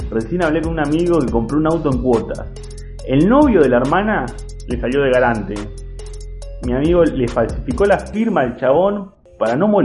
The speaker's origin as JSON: {"language": "Spanish", "town": "Mar del Plata", "region": "Buenos Aires Province", "country": "Argentina", "said": "te quiero contar de mi ciudad de origen. Seguro fuiste, pero te juro que no la conoces. Mar de Plata, es kitsch, es bizarra."}